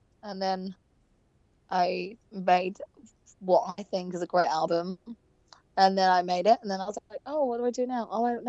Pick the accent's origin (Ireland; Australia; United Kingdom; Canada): United Kingdom; England; now in Los Angeles, United States; I've still never had therapy or anything because I'm so English. But I think now that I've lived in LA for so long